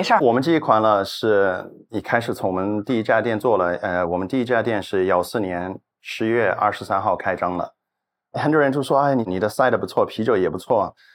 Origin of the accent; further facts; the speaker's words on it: New Zealand; Chinese is a second language; also born or lived in Australia; now in Shenzhen, China; 我新西兰人嘛